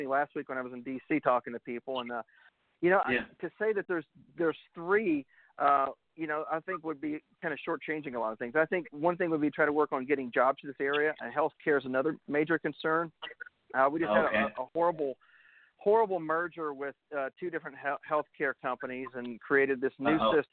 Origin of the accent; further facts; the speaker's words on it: Kingsport, Tennessee, United States; Kingsport, which is my hometown